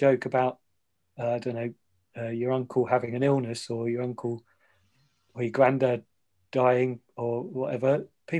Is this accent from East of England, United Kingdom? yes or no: yes; Ipswich, East of England, United Kingdom; I was born in Ipswich